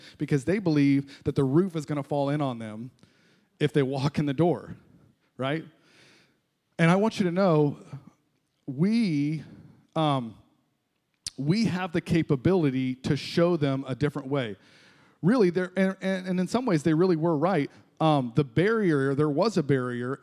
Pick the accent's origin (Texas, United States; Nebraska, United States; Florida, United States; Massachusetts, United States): Florida, United States; moved away as an adult; also born or lived in Ohio; I grew up here in Florida, moved to Ohio for a little while